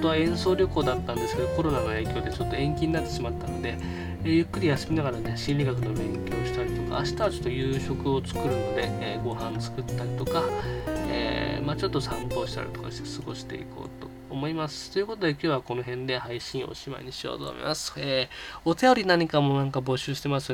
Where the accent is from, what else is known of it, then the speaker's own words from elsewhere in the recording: Chiba, Japan; 僕千葉県出身